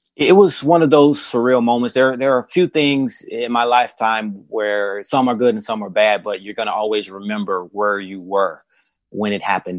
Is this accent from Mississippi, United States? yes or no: yes; Mississippi, United States; we're from Mississippi